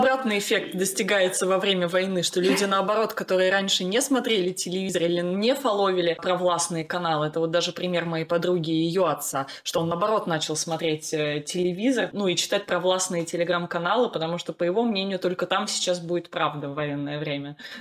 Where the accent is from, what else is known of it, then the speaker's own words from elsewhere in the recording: Russia; now in Netherlands; я из России